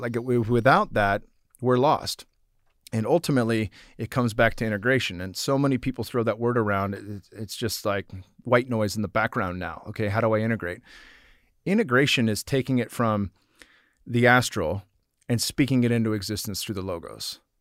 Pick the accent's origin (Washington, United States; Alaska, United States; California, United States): California, United States; San Jose; it was in San Jose, my hometown at the Shark Tank.